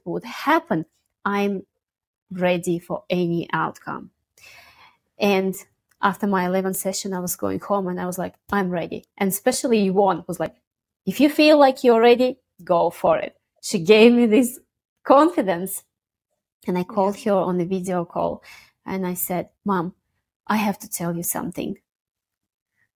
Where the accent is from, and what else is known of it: Russia; born or raised there; moved away